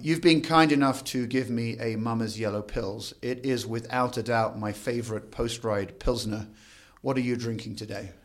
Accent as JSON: {"language": "English", "town": "Crantock", "region": "South West England", "country": "United Kingdom", "moved": "as an adult", "lives_now": "Denver, United States", "said": "I'm from a tiny cr, village called Crantock, which is down in the southwestern part o, of the U K."}